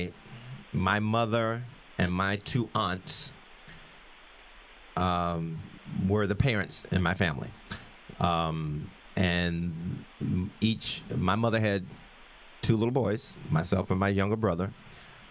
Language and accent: English; Chapel Hill, North Carolina, United States; moved away as an adult; my hometown of Chapel Hill, North Carolina, I am so delighted to have grown up there.